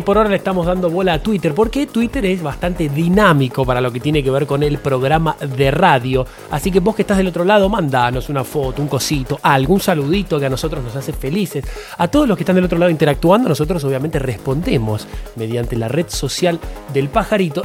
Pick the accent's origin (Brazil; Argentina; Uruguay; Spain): Argentina; los que somos argentinos